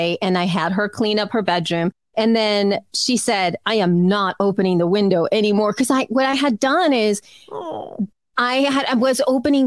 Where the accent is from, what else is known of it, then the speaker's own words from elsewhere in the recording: El Salvador; now in Los Angeles, United States; I was raised in El Salvador